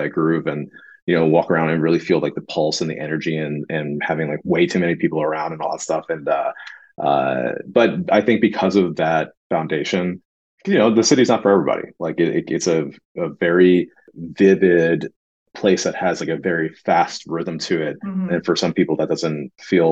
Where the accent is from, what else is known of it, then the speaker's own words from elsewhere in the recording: the Poconos, Pennsylvania, United States; moved away as an adult; also born or lived in Brooklyn, New York, United States / Los Angeles, United States; now in New York City, United States; eventually we moved to the Poconos, and that's where I went to like junior high and high school